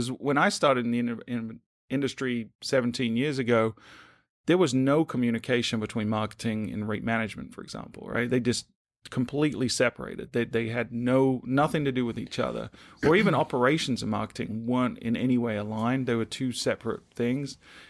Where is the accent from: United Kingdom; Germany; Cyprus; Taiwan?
United Kingdom; moved away as an adult; now in United States; So my accent's a little wonky. I'm originally from the UK, but I knew I wanted to move to the US at some point, thinking it was space science.